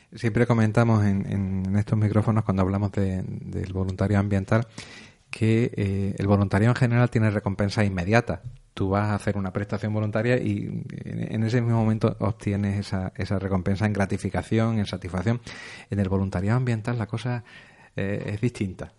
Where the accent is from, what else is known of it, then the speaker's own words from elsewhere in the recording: Córdoba, Andalusia, Spain; now in Almería, Spain; no soy de Almería, vengo de una provincia del interior, Córdoba